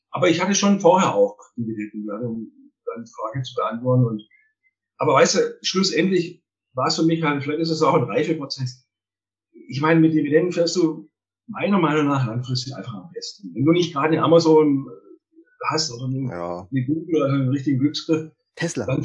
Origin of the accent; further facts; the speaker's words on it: Baden-Württemberg, Germany; also ich bin ja ein Schwabe, wie man wahrscheinlich aushört.